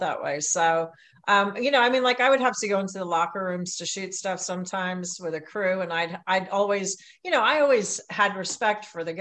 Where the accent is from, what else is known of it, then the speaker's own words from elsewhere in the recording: New York, United States; I am a New Yorker